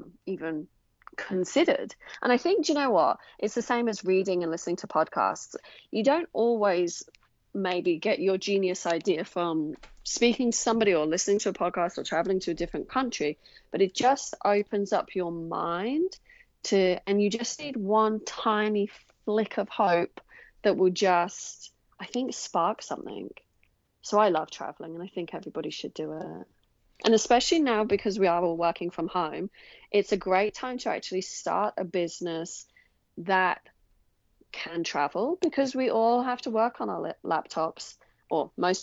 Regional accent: England, United Kingdom; moved away as an adult; now in Australia; I'm originally from England, and I moved to Australia in 2007

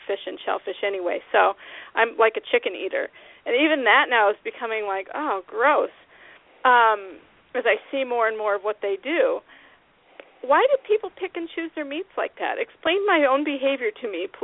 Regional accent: Iowa, United States; When I was a kid, I was raised in Iowa

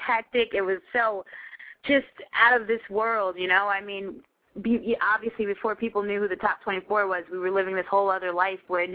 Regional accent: New York, United States; I'm from New York

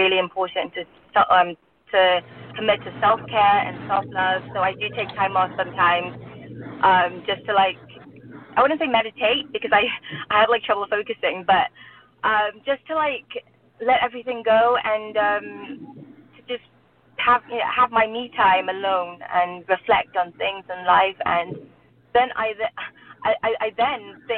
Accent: England, United Kingdom; also born or lived in Burma / London; now in Los Angeles, United States; I grew up in England

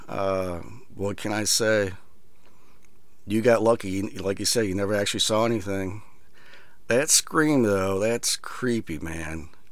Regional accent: Iowa, United States; I grew up in Iowa

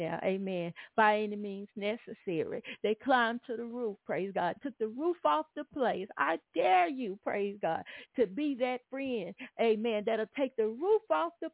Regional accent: Atlanta, Texas, United States; now in Houston, United States; I was coming up and revival came to our little town in Atlanta, Texas

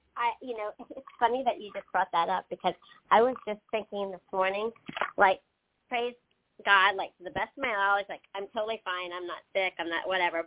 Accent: Pennsylvania, United States; now in North Carolina, United States; I grew up in Pennsylvania

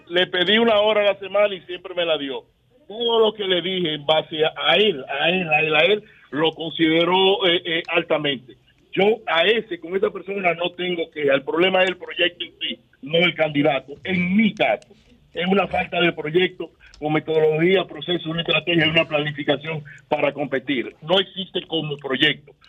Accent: Dominican Republic; yo soy dominicano

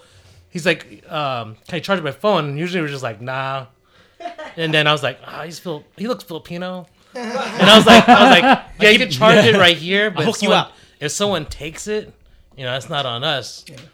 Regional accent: Germany; that's like when I grew up in Germany, we started breaking

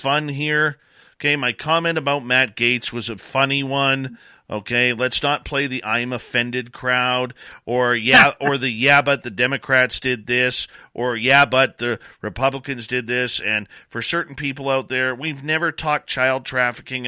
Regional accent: Canada; I'm a Canadian

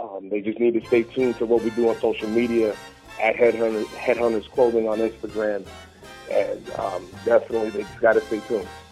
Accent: Pennsylvania, United States; I'm from Pennsylvania

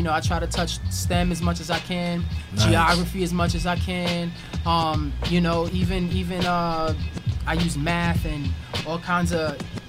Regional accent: Brooklyn, New York, United States; also born or lived in Queens / Long Island / Newark; So I grew up in Brooklyn. I also grew up in Queens. I also grew up in Long Island, Newark, New Jersey.

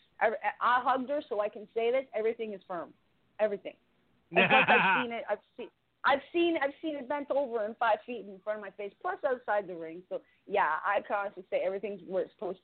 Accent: Canada; I'm their Canadian redhead

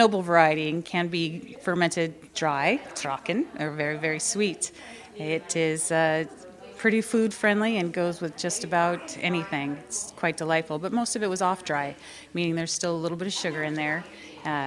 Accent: West Coast, United States; also born or lived in Oregon; now in Pennsylvania, United States; coming originally from the West Coast

